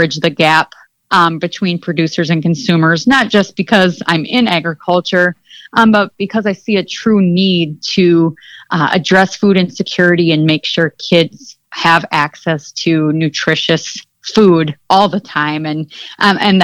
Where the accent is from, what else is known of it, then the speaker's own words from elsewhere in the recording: Mitchell, South Dakota, United States; I grew up in Mitchell, South Dakota, and my family raises limousine cattle